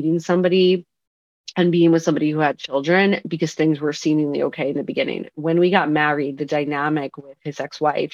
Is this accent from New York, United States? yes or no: yes; Long Island, New York, United States; moved away as an adult; now in Brooklyn, United States; I'm from Long Island.